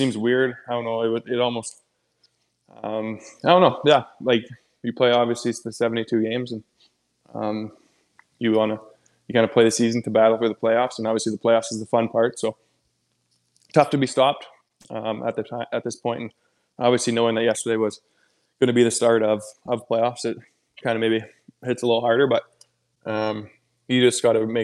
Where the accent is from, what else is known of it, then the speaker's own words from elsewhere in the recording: Edmonton, Alberta, Canada; moved away; Fort McMurray was 4 hours north of my hometown